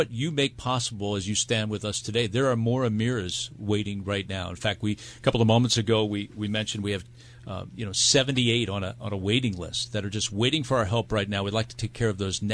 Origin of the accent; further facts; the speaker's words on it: United States; As an American